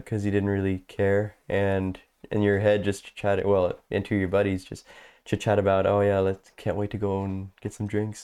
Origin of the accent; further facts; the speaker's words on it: St. Thomas, Ontario, Canada; moved away as an adult; now in Texas, United States; born in Saint Thomas and raised around these areas. We never really moved more than ten minutes apart